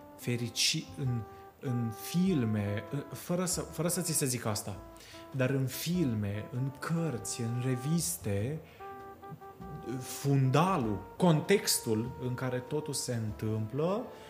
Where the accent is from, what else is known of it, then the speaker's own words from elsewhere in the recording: Bucharest, Romania; moved away as an adult; also born or lived in Sibiu; de când m-am mutat eu de la București, din 2011